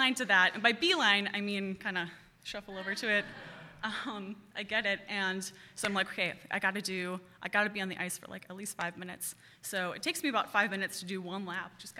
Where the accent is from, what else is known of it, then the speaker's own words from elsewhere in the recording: Cottage Grove, Wisconsin, United States; also born or lived in Madison / Pulaski, Wisconsin; I grew up in Cottage Grove, went to Deerfield schools for the first like 10 years of my life